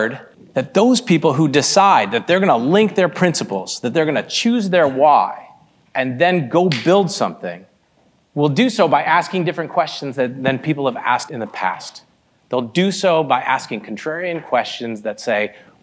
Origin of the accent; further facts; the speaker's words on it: Michigan, United States; also born or lived in Boston, Massachusetts; I was born in Boston, Massachusetts, spent my life mostly in the Midwest, in the great Midwest, in Michigan, and was raised by two Indian immigrants